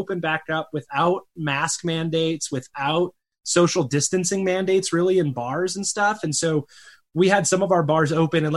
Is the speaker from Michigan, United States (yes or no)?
yes; Michigan, United States; now in Arizona, United States; I grew up in a tiny cow town in Michigan, so a rural town